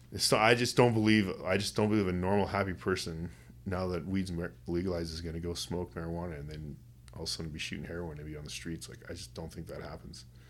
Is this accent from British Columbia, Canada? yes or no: yes; West Kootenays, British Columbia, Canada; now in Kamloops, Canada; I grew up in the West Kootenays.